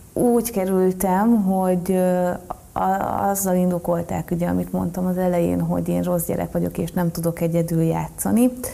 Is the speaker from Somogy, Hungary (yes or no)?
yes; Marcali, Somogy, Hungary; moved away; onnan kerültem át egy gyerekotthonba, és a gyerekotthonból pedig Marcaliba